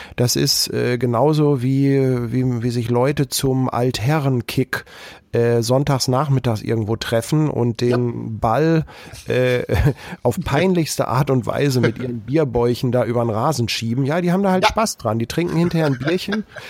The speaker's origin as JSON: {"language": "German", "country": "Germany", "said": "wir Deutschen"}